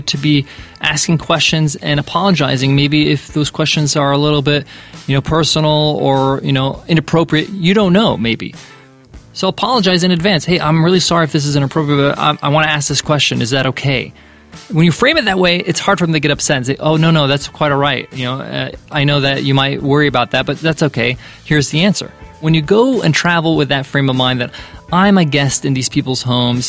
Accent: United States; growing up as an American

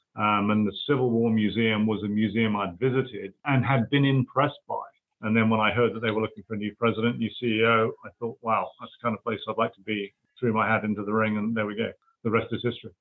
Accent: United Kingdom; accent: British; moved away as an adult; now in United States; although I am an American U.S. citizen now, I hail from the United Kingdom. So my accent is still, after 20 odd years, recognizably, I guess, British.

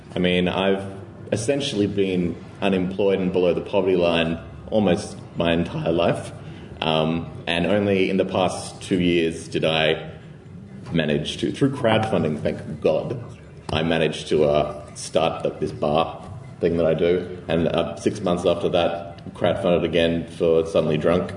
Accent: Australia; I come from Australia, as you might be able to tell

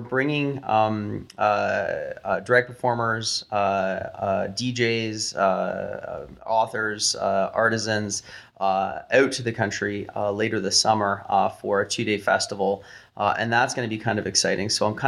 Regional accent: Canada; We're Canadian.

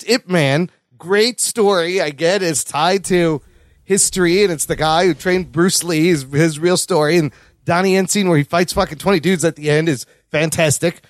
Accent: Pakistan; I'm Pakistani

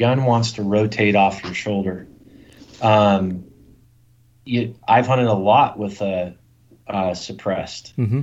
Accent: the West, United States; I grew up in the West. I grew up hunting mule deer and elk.

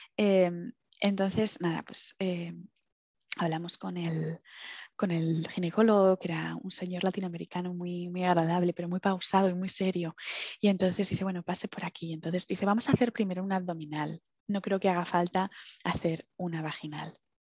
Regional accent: Villanueva de la Cañada, Community of Madrid, Spain; moved away as an adult; also born or lived in London; now in Aberdeen, United Kingdom; yo soy de Madrid, de Madrid, pero me, he criado en Villanueva de la Cañada prácticamente, que es, bueno, es un pueblito de las afueras de Madrid

